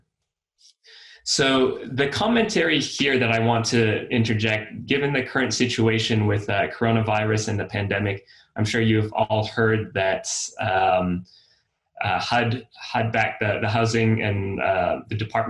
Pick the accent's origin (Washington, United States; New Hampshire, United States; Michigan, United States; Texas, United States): Texas, United States; Austin; I'm from Austin